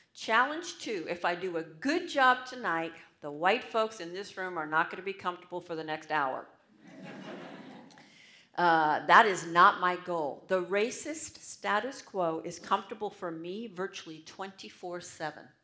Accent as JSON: {"language": "English", "country": "United States", "said": "I'm American"}